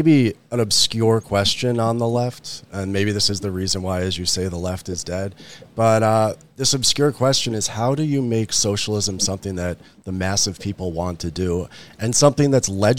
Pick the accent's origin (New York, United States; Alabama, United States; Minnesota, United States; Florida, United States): New York, United States; New York City suburbs, United States; both you and me and Andy are all post-urban ethnic whites from the New York City suburbs